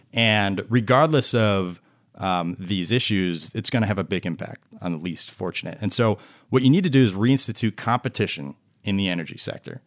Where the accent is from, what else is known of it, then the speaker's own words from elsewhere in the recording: New Jersey, United States; moved away as an adult; now in Washington, D.C. area, United States; I'm a Jersey boy. I was from New Jersey originally